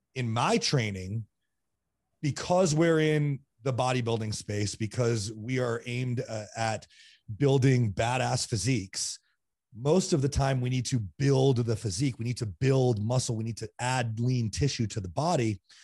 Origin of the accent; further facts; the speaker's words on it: East Greenwich, Rhode Island, United States; moved away; also born or lived in Burlington, Vermont / Colorado; I grew up in East Greenwich, Rhode Island